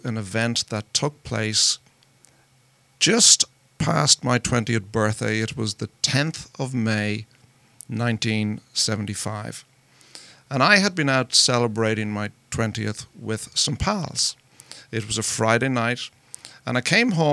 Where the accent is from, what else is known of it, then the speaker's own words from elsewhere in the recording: Ireland; moved away as an adult; now in United States; I'm not from around here. I'm from Ireland. And I came to America 11 years ago